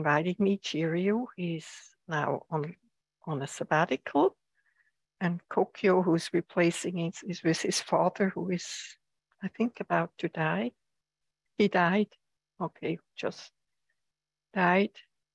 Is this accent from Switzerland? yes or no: yes; Switzerland; now in United States; I come from Switzerland, where the seasons are very pronounced, or have been very pronounced